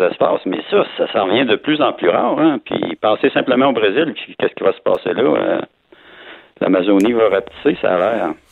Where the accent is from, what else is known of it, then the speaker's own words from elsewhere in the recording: Quebec City, Quebec, Canada; je suis de Québec, là, dans le soleil ce matin